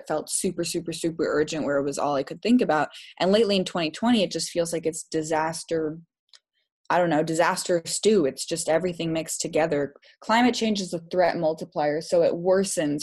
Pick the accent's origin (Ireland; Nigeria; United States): United States; Seattle, Washington; Growing up in the Pacific Northwest, which is a very environmentally beautiful area, like there is just green. We are called the Emerald City